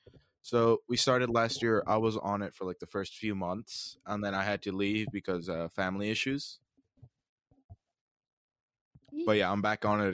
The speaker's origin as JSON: {"language": "English", "region": "South Dakota", "country": "United States"}